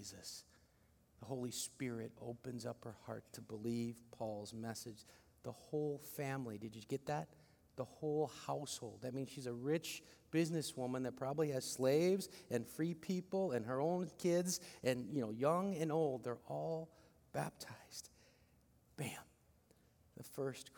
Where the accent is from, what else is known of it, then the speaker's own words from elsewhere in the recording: Philippines; I'm such a Filipino